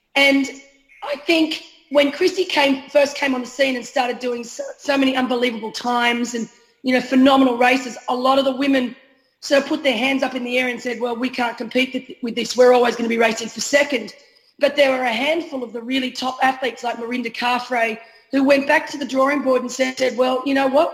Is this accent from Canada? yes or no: no; Australia; We as an Aussie